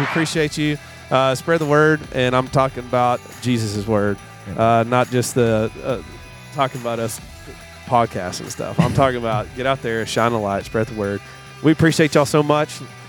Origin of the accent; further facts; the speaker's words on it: Texas, United States; Thank God I'm a Texan.